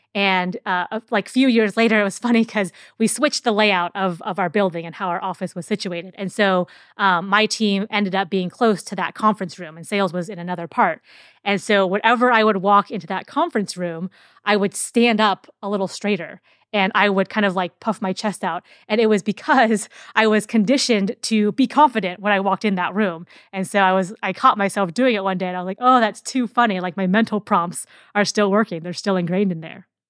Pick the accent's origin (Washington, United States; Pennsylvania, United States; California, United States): Washington, United States; Seattle; I'm from Seattle